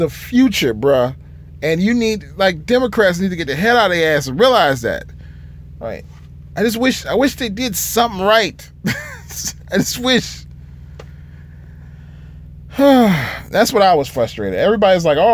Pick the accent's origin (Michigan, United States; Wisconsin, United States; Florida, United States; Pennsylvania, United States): Michigan, United States; I'm from Michigan